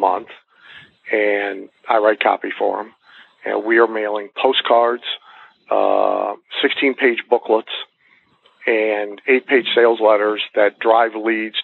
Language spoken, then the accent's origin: English; Bath, Ohio, United States; moved away; I'm from Bath, Ohio.